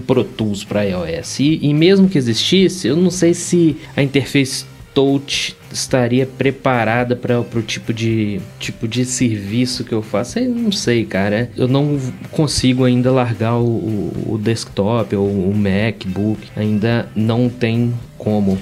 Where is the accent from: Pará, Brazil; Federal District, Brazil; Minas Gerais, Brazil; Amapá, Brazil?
Minas Gerais, Brazil; Belo Horizonte; Belo Horizonte, Minas Gerais.